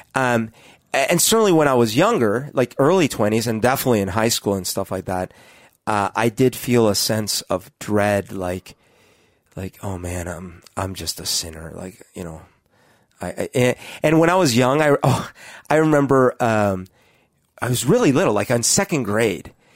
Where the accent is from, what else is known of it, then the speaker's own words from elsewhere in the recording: Colombia; moved away; I grew up in Colombia